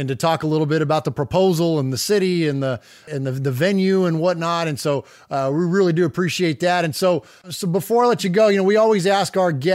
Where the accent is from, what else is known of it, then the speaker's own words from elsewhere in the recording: Bay Area, California, United States; now in Nashville, United States; I'm from the Bay Area originally